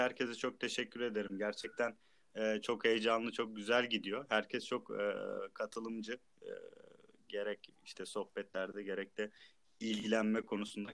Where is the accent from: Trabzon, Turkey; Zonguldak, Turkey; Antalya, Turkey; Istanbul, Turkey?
Trabzon, Turkey; Hometown Trabzon.